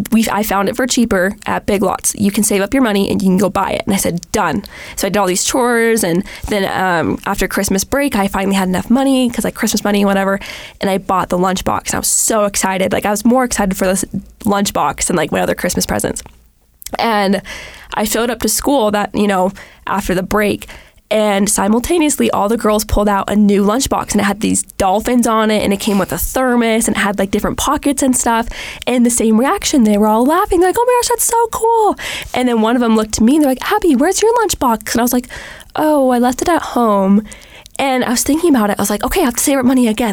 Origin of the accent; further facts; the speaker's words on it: Los Angeles, California, United States; I was in the second grade and I grew up in California